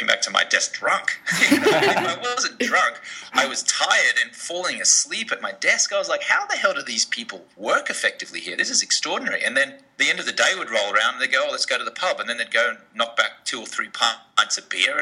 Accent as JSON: {"language": "English", "country": "Australia", "tie": "born or raised there", "moved": "yes", "lives_now": "Los Angeles, United States", "said": "I grew up in Australia"}